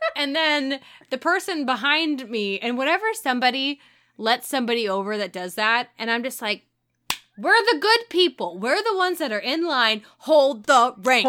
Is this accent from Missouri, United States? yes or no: yes; St. Louis, Missouri, United States; I'm from Saint Louis